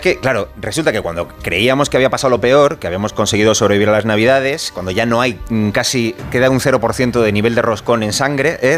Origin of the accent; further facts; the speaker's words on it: Canary Islands, Spain; moved away; yo soy canario